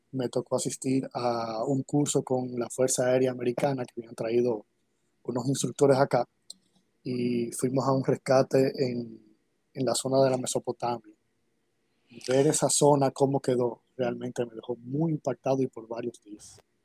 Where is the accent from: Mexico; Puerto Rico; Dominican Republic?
Dominican Republic; Santo Domingo; Yo nací aquí en República Dominicana, en Santo Domingo, eh, en el año 82, 1982